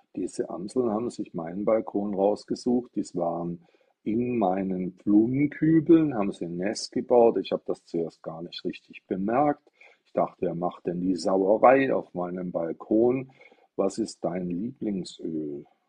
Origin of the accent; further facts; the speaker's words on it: Stuttgart, Baden-Württemberg, Germany; ich komme aus Stuttgart